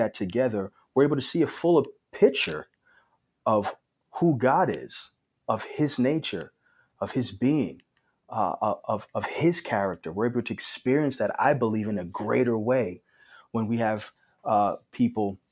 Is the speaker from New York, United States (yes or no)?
yes; New York City, New York, United States; moved away as an adult; now in Phoenix, United States; I grew up in New York City, and past 3 years I've been out here in Phoenix, Arizona